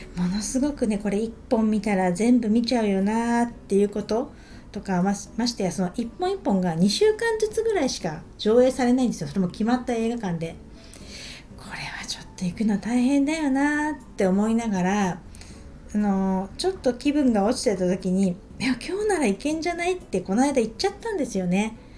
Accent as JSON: {"language": "Japanese", "region": "Niigata", "country": "Japan", "tie": "born or raised there", "said": "私一応新潟出身"}